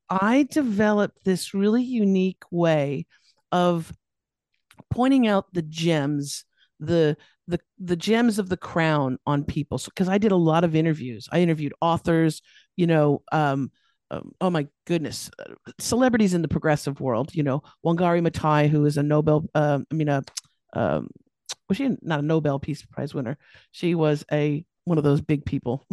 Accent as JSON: {"language": "English", "town": "Los Angeles", "region": "California", "country": "United States", "tie": "born or raised there", "moved": "as an adult", "lives_now": "Australia", "said": "I'm here in Australia now, and I, but I was born and raised in California, Los Angeles"}